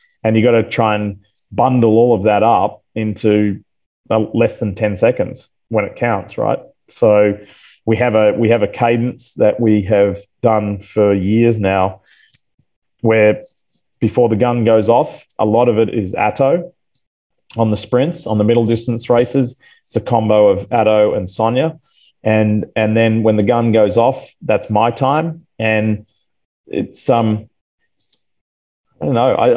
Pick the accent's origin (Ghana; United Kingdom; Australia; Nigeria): Australia; moved away as an adult; also born or lived in Atlanta, Georgia; now in United States; I'm an American citizen, but I'll never lose my Australian roots